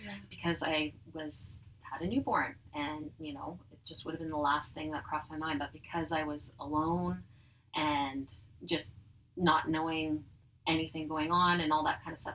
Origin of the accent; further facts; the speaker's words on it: Dugald, Manitoba, Canada; also born or lived in Oak Bank, Manitoba; now in Winnipeg, Canada; I grew up in Dugald, Manitoba, so small city or small city, small town outside of Winnipeg